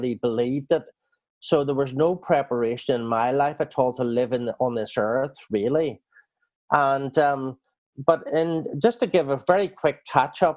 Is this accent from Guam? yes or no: no; Northern Ireland, United Kingdom; now in New Zealand; I was brought up in Northern Ireland